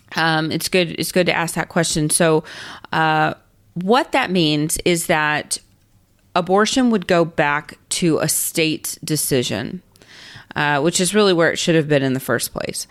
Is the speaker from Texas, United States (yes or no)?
yes; Texas, United States; I am a Texan, and so I know Texas law